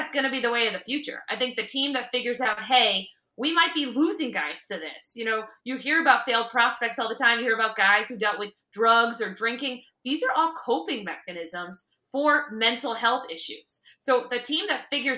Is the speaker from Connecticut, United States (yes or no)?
yes; Connecticut, United States; now in Maryland, United States; I'm from Connecticut